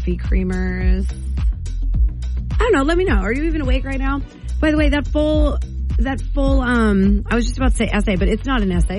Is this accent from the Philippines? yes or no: no; New Jersey, United States; now in Maine, United States; I'm from New Jersey, so I grew up with Costco.